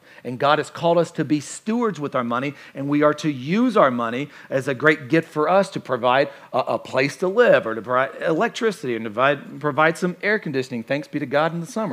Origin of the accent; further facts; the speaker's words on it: Kentucky, United States; I'm from Kentucky